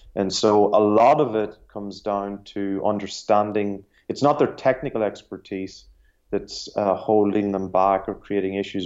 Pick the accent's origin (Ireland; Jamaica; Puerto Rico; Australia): Ireland; I'm Irish and, uh, I grew up in Ireland